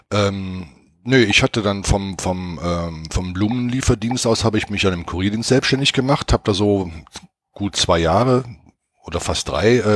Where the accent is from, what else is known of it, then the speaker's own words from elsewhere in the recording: Cologne, North Rhine-Westphalia, Germany; now in Nuremberg, Germany; bin dann irgendwann von Köln weg, also ich bin in Köln aufgewachsen, äh, nach Nürnberg umgezogen